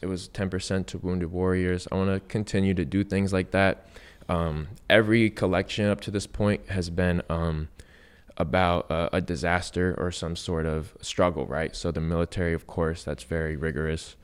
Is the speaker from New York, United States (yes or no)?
no; San Diego, California, United States; I grew up in East County, San Diego.